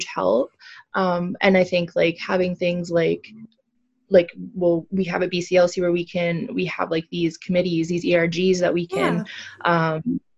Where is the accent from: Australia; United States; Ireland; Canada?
Canada; Prince George, British Columbia; now in Kamloops, Canada; I came from Prince George